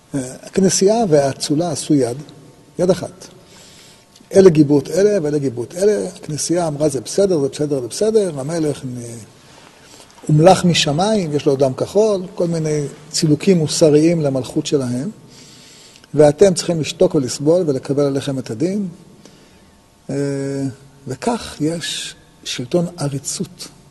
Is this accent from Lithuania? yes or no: no; Israel; נולדנו בישראל